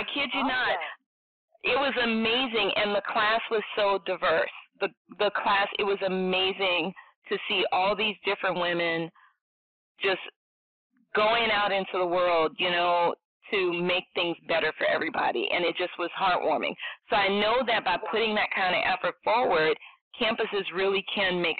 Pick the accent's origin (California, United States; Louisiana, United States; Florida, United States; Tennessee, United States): Louisiana, United States; New Orleans; moved away as an adult; now in Atlanta, United States; I'm from New Orleans